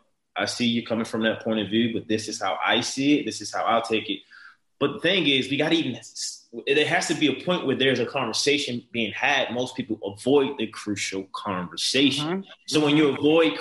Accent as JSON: {"language": "English", "town": "Baltimore", "region": "Maryland", "country": "United States", "tie": "born or raised there", "said": "a man growing up in Baltimore City, tough, challenging, drug infested, violence, crime"}